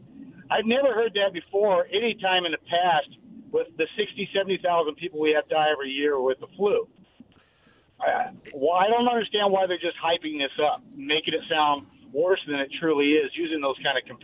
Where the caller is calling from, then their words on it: Richland, Washington, United States; Hey, guys. … from Richland.